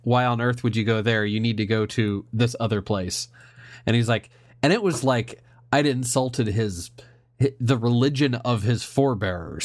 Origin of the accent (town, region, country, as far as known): Indiana, United States